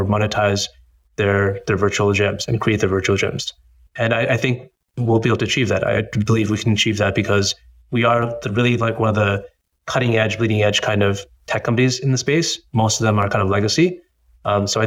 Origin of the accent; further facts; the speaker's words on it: Boston, Massachusetts, United States; being like a first generation born in the US, I was born in the US, born in Boston